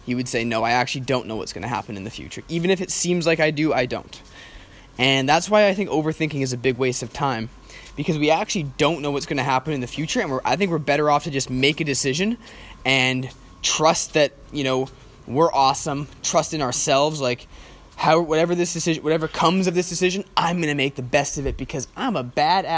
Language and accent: English; Canada; moved away as an adult; I'm from Canada, I'm from a Western country